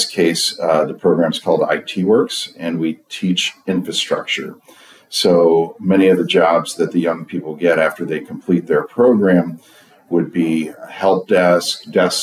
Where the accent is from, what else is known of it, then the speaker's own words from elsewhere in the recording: Springfield, Virginia, United States; I was born in Springfield, Virginia